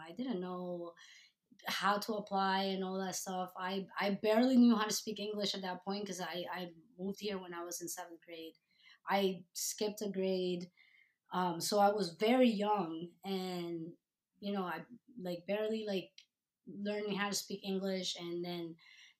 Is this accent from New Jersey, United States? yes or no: yes; New Jersey, United States; I know that, especially where I grew up in New Jersey, it was a sport for the rich kids.